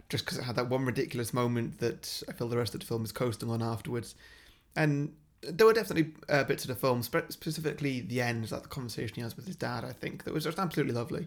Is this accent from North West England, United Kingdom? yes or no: no; Wales, United Kingdom; as a Welsh person